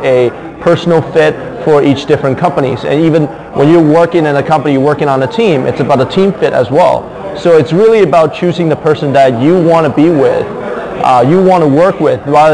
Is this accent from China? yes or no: yes; Shanghai, China; now in New York, United States; I'm originally from Shanghai, China.